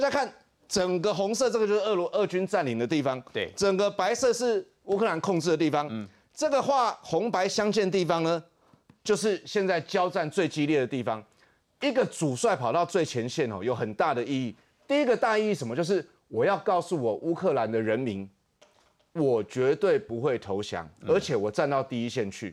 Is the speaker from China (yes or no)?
no; Taiwan; 我们台湾人